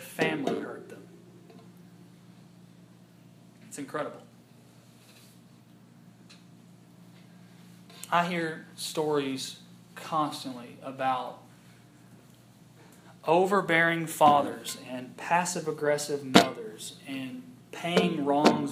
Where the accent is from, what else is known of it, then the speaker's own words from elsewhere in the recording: United States; as an American and a Christian